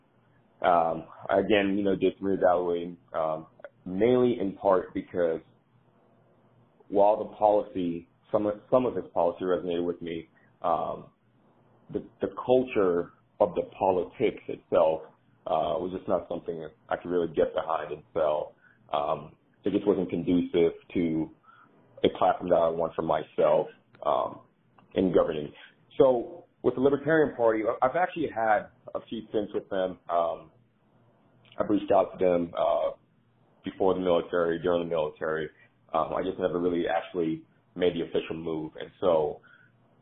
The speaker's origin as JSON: {"language": "English", "region": "Georgia", "country": "United States", "tie": "born or raised there", "also_born_or_lived": "Democratic Republic of the Congo", "moved": "as an adult", "lives_now": "California, United States", "said": "I'm a native Congolese. My entire family was born in the Congo, the Democratic Republic of Congo, came to the U.S. As a political asylee, and then moved to Georgia. I was raised in Georgia"}